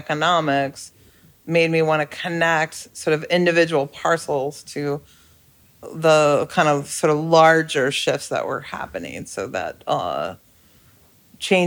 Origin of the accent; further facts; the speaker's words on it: Colorado, United States; I grew up in Colorado